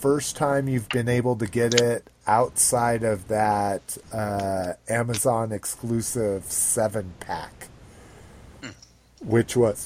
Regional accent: New Mexico, United States; I grew up in New Mexico

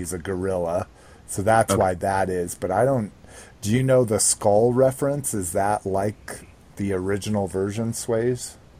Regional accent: Sweden; Sweden. Yes, I'm from Sweden.

